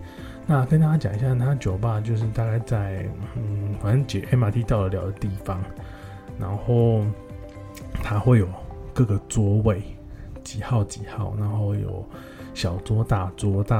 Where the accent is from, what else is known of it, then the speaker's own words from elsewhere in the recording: Thailand; 第一个就是 Central World，我们泰国人叫 Santa 嘛